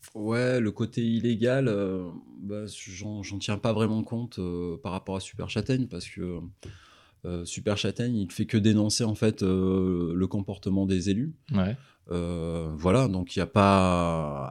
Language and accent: French; Ardèche, Auvergne-Rhône-Alpes, France; je viens d'Ardèche